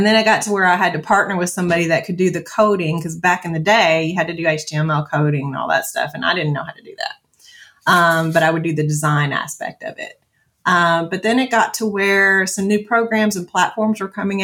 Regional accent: Franklin, Kentucky, United States; moved away as an adult; now in Mt. Juliet, United States; my first corporate job in my hometown of Franklin, Kentucky

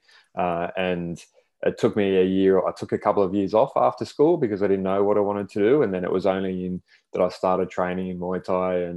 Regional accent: Sydney, New South Wales, Australia; now in Brisbane, Australia; We grew up in Sydney. So I'm living in Brisbane now, and we grew up in Sydney around the inner west and southwest Sydney during the early days

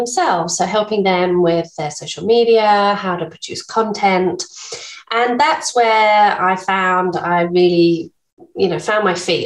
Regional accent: England, United Kingdom; accent: English; moved away as an adult; now in Bunbury, Australia; I'm English, as you can probably tell from my accent, been here for 16 years now

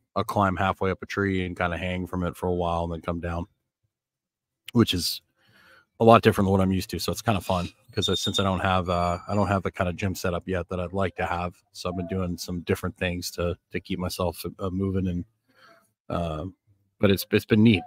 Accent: Northern Canada, Canada; also born or lived in Florida; now in Nicaragua; growing up in Northern Canada

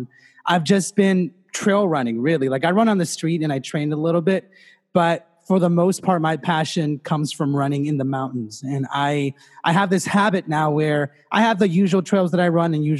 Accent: Los Angeles, California, United States; in fifth grade in LA, so I'm from Los Angeles and in LAUSD

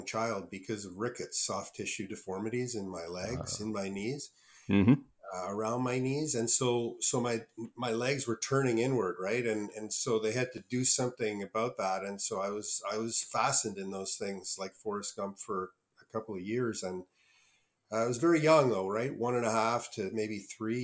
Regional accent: Ottawa, Ontario, Canada; I grew up in Ottawa

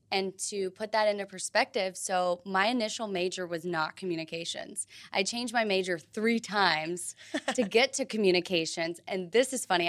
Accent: Tennessee, United States; moved away as an adult; now in Florida, United States; I grew up in Tennessee

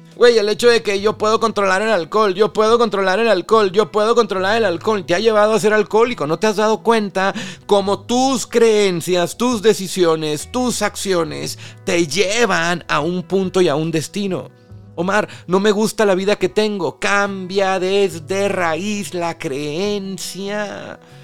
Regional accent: Mexico; nosotros los mexicanos

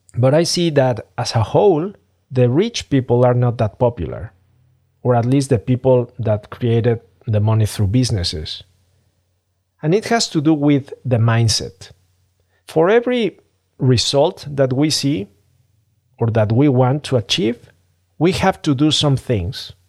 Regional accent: Mexico City, Mexico; I'm from Mexico City. I'm from Mexico, a developing country

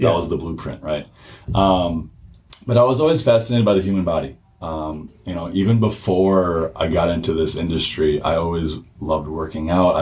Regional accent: Milwaukee, Wisconsin, United States; I'm from the Milwaukee area. I went to New Berlin Eisenhower, graduated in 2012

